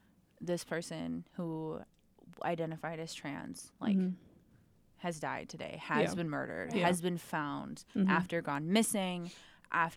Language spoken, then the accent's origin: English; Rockford, Illinois, United States; my hometown of Rockford